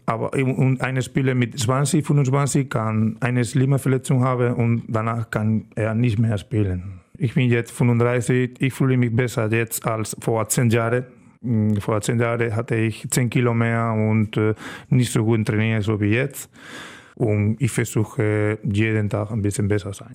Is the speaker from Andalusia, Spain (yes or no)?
yes; Estepa, Andalusia, Spain; German is a second language; moved away as an adult; now in Germany; meine Heimat äh, heißt Estepa. Das ist ein kleines Dorf in der Sevilla-Region